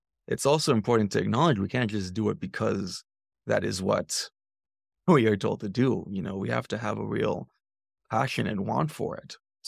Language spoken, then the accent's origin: English; United States; there is a privilege of being American, which is something that I've been grappling with more and more.